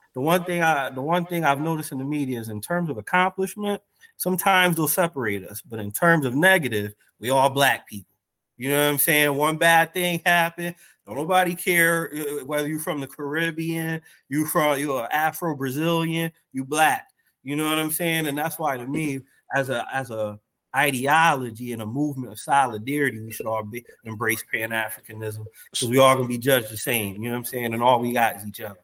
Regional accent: United States; I'm black American, but also on my mother's side, I'm Cape Verdean

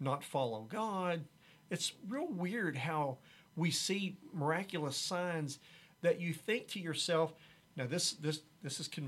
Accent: Haltom City, Texas, United States; I was born in Haltom City, Texas. Went to Haltom High School.

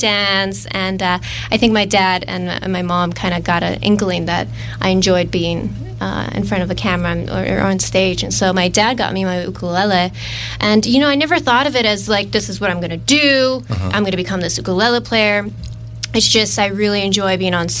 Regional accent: Oahu, Hawaii, United States; I'm born and raised from Oahu, Hawaii

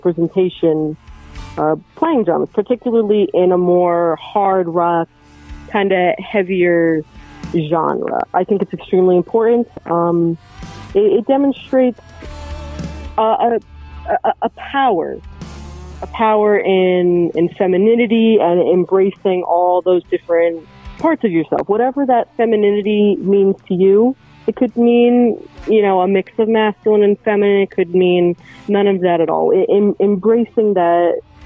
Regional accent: New Jersey, United States; our parents picked the same state to raise us all

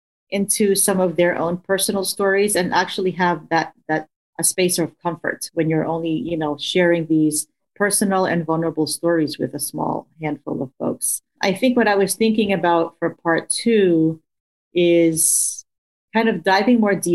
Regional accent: United States; which is something that I identify with being Filipino American, you know, because I did grow up with understanding this hierarchy around color.

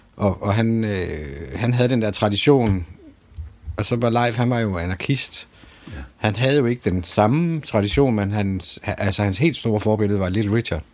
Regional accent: Aarhus, Central Denmark Region, Denmark; jeg kommer jo fra Aarhus Friskole

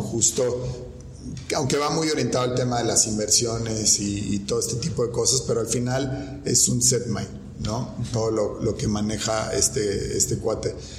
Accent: Mexico; las obligaciones que tenemos como mexicanos

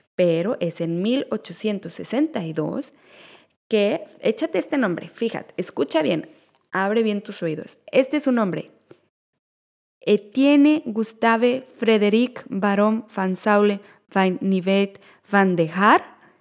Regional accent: Mexico; now in Netherlands; somos mexicanos

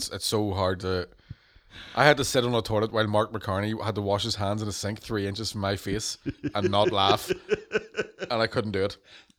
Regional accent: Birmingham, West Midlands, United Kingdom; accent: Brummie; I'm from Birmingham.

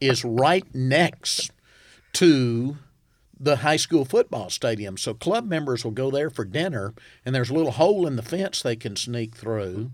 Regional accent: Southwest Arkansas, United States; also born or lived in Arkadelphia, Arkansas; I'm from Southwest Arkansas

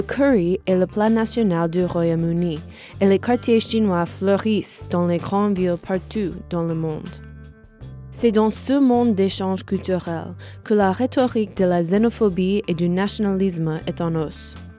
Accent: Norwalk, Connecticut, United States; French is a second language; je suis née à Norwalk, Connecticut comme ma mère et mon père

